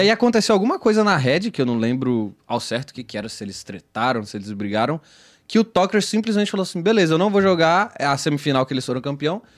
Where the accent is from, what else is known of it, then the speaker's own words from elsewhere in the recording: Belo Horizonte, Minas Gerais, Brazil; em Belo Horizonte, que é onde eu nasci.